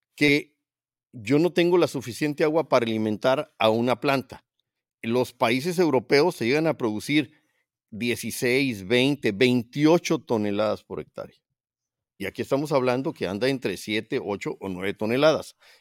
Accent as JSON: {"language": "Spanish", "town": "Ensenada", "region": "Baja California", "country": "Mexico", "moved": "as an adult", "said": "desde que me fui de, Ensenada hace 40 años que me fui a estudiar, hace 45 años"}